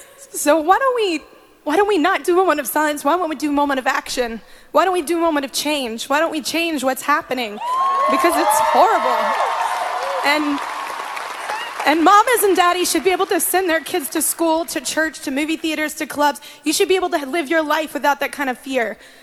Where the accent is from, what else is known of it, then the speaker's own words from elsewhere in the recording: Texas, United States; I'm a Texas girl, and my home state has had so much heartbreak over this past year.